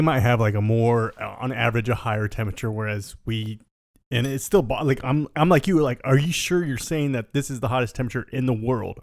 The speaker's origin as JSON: {"language": "English", "region": "Southern California", "country": "United States", "tie": "born or raised there", "said": "us growing up in Southern California"}